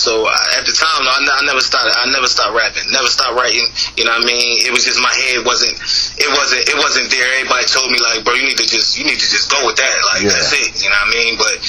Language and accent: English; New Jersey, United States; I'm actually from New Jersey